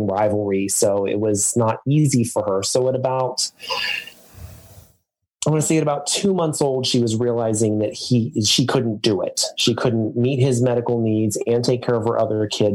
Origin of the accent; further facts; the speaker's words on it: Deep South, United States; now in Massachusetts, United States; I'm actually from the Deep South, and I lived in the Deep South for quite a few years